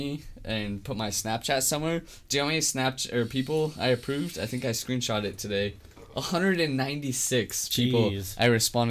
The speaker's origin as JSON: {"language": "English", "region": "the South", "country": "United States", "accent": "southern", "said": "my southern accent started to come back"}